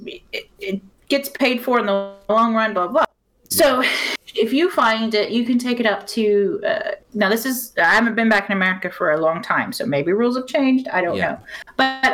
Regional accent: Houston, Texas, United States; moved away as an adult; now in United Kingdom; I grew up obviously around Houston, Texas

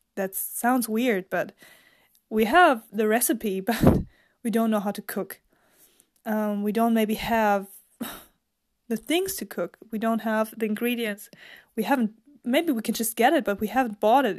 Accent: Germany; English is a second language; I'm actually from Germany

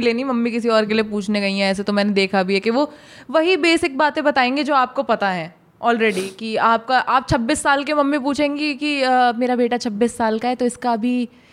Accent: Bulandshahr, Uttar Pradesh, India; moved away; पहले हम बुलंदशहर में रहते थे

